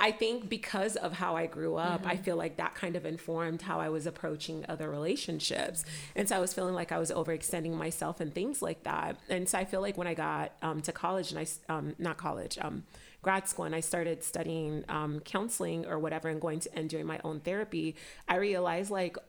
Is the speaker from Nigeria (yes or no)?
yes; Nigeria; growing up, I was a people pleaser. I was like, and part of that is just, you know, being Nigerian, it's you listen to your elders